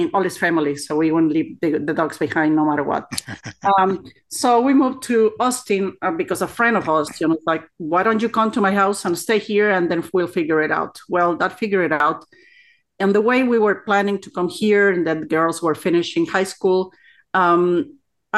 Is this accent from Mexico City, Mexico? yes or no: yes; Mexico City, Mexico; moved away as an adult; also born or lived in Oaxaca; now in Texas, United States; I was born in Mexico City from a Oaxacan family. So I was raised there